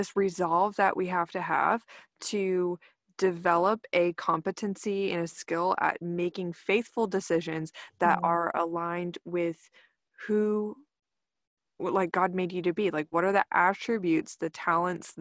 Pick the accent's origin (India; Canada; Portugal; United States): United States; Texas; growing up in Texas and the Bible Belt